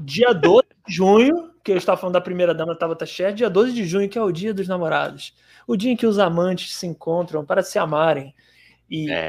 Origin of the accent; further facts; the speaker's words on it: Rio de Janeiro, Brazil; accent: carioca; also born or lived in Ceará; Eu sou, eu sou cearense, né? eu tenho sotaque carioca, que eu moro no Rio desde criança, mas sou cearense